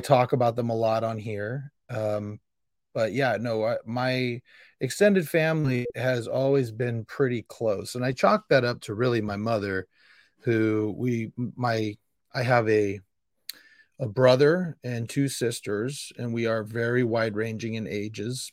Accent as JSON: {"language": "English", "town": "Sacramento", "region": "California", "country": "United States", "tie": "born or raised there", "also_born_or_lived": "Modesto / Indiana", "said": "I am born and raised in Sacramento."}